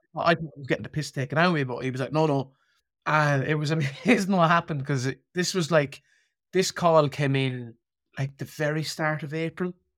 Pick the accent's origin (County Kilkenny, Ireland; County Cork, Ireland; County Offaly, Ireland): County Offaly, Ireland; Birr; I kinda remember growing up in Borough